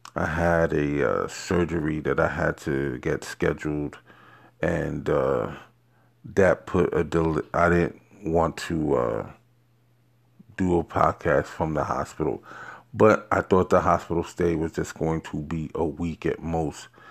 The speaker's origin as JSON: {"language": "English", "town": "New York City", "region": "New York", "country": "United States", "tie": "born or raised there", "also_born_or_lived": "Queens, New York", "said": "I am born and bred in Har-, New York, Harlem, mostly a little bit of Queens, but, uh, you know, mostly, um, in Harlem, New York."}